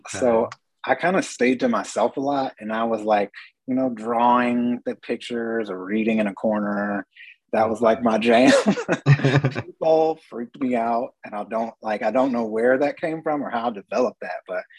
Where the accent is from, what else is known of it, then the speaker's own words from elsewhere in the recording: Kansas City, Missouri, United States; now in Mexico; I'm originally from Kansas City, Missouri.